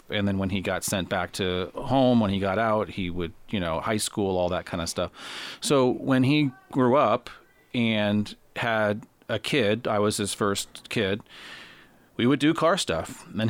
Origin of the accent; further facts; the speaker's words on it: Los Angeles, California, United States; And I grew up in Los Angeles, and that's where he grew up.